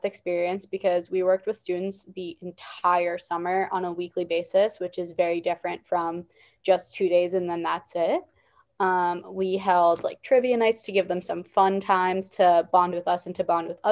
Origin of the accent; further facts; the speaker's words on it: Worcester, Massachusetts, United States; I'm from Worcester, Massachusetts, only about an hour from school.